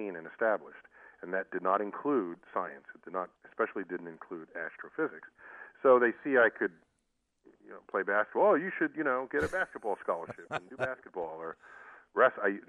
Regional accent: New York City, New York, United States; I grew up in the Bronx

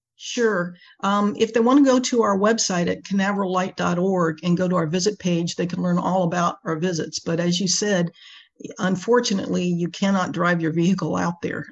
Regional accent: Space Coast, Florida, United States; also born or lived in Washington, D.C. / North Carolina; I grew up here on the Space Coast uh, with the space program.

